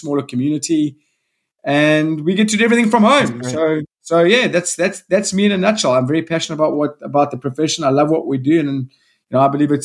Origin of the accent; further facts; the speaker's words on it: South Africa; also born or lived in Salt Rock, KwaZulu-Natal; I come from South Africa. I live in a small coastal town north of Durban on the east coast of South Africa called Salt Rock.